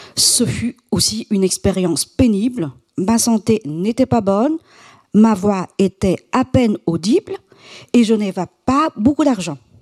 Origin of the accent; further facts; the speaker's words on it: Quảng Trị, Vietnam; Je suis née à Quang Chi, l'une des provinces les plus pauvres du centre du Vietnam